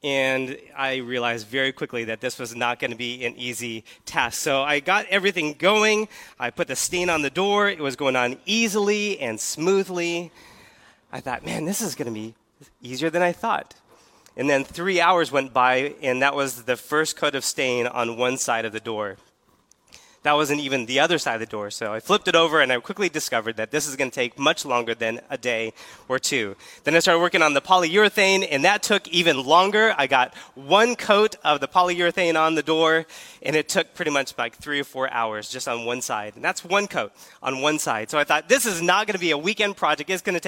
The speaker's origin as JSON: {"language": "English", "region": "California", "country": "United States", "said": "In case you're not familiar with who I am … I came here from California, and I'm so excited to be here at Keystone."}